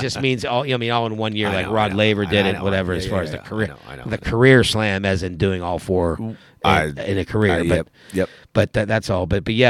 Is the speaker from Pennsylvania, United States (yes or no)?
yes; Pennsylvania, United States; And it was in my home state, even though it was across the state. I was so happy to be in my home state.